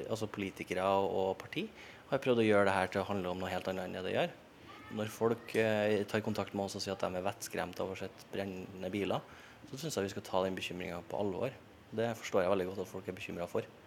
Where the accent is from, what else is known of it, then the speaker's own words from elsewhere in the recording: Trøndelag, Norway; now in Oslo, Norway; Jeg hører hjemme i Trøndelag, og der kommer jeg alltid til å høre hjemme.